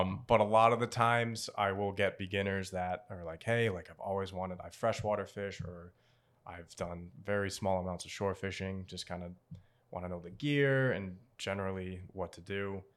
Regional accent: Portsmouth, Rhode Island, United States; Native Rhode Islander, born and raised, um, I grew up in Portsmouth, Rhode Island

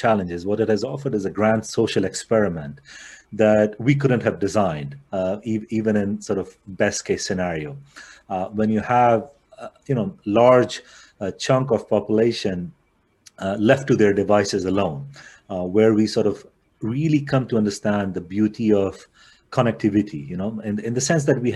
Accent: India; Growing up in India

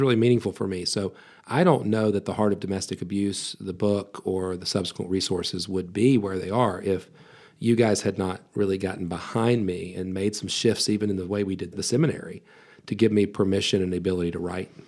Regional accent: West Virginia, United States; I was born and raised in West Virginia

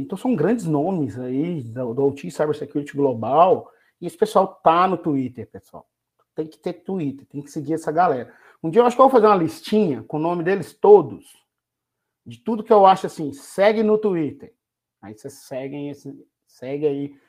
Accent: Belo Horizonte, Minas Gerais, Brazil; moved away; Estou num quarto de hotel na cidade de Belo Horizonte, minha terra querida

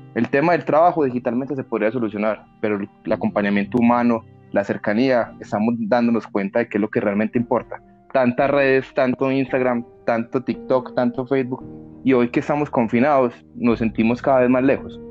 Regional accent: Colombia; acá en Colombia

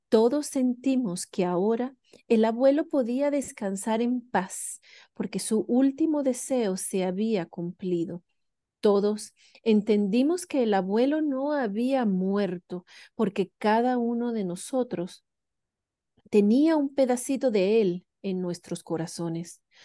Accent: Venezuela; moved away as an adult; now in New Zealand; yo crecí en Venezuela

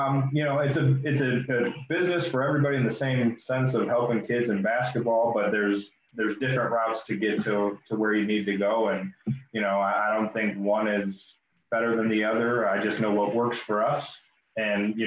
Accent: Chicago suburbs, Illinois, United States; moved away as an adult; also born or lived in Iowa; now in Peoria, United States; I live in Peoria now. I'm originally from the Chicago suburbs, and then went to school in Iowa and then moved down here after college.

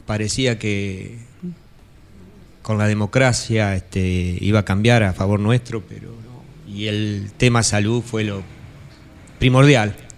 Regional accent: La Niña, Buenos Aires Province, Argentina; mi querida niña

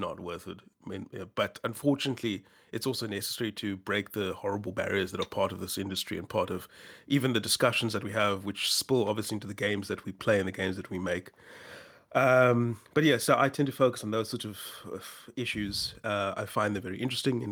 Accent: South Africa; I'm a South African writer

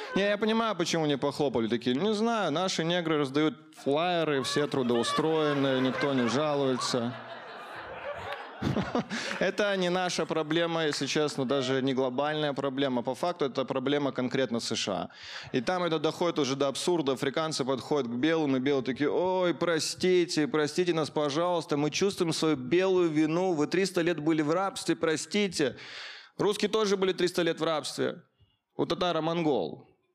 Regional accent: Caucasus, Russia; Я рос на Кавказе, я был единственным русским мальчиком в классе

